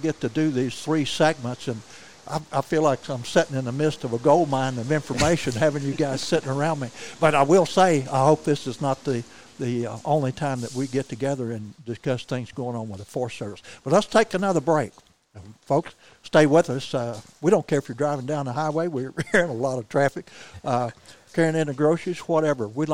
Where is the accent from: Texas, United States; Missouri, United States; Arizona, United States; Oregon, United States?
Missouri, United States; Missouri Bootheel, United States; I came from Missouri Boot Hill from cotton fields